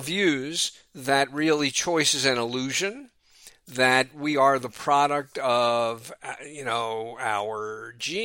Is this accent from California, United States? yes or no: no; New York City, New York, United States; moved away as an adult; also born or lived in Philadelphia, Pennsylvania; now in Oakland, United States; growing up in New York City